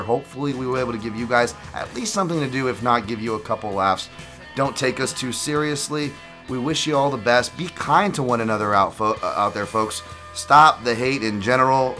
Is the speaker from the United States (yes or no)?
yes; United States; I'm so American